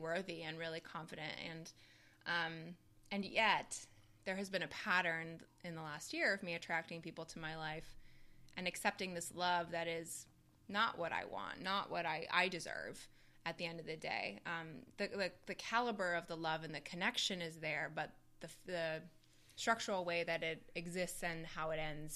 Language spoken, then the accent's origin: English; Canada; I'm Canadian